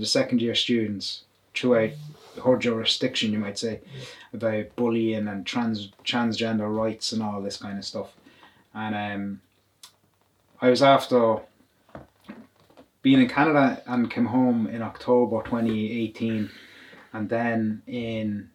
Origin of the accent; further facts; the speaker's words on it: County Louth, Ireland; I'm from County Louth